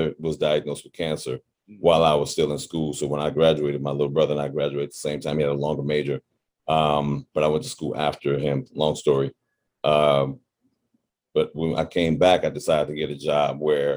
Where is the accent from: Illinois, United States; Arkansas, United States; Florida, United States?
Illinois, United States; Chicago; moved away as an adult; now in Los Angeles, United States; born and bred on the south side of Chicago in the area called the Wild Hunnets